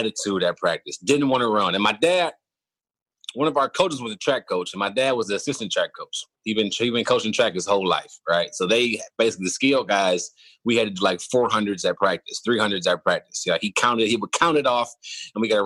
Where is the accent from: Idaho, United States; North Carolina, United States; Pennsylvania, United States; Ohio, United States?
Ohio, United States; Cleveland; moved away as an adult; also born or lived in Kent, Ohio; now in Houston, United States; Born and raised in Cleveland, and my dad was my high school coach